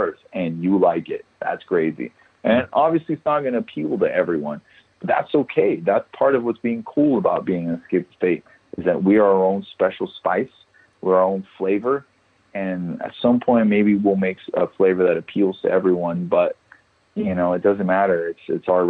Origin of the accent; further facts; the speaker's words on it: El Paso, Texas, United States; El Paso, my hometown